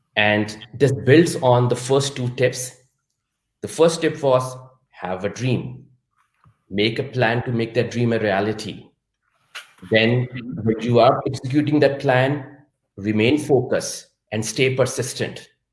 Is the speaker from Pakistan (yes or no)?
yes; Pakistan; moved away as an adult; now in Munich, Germany; I was born and raised in Pakistan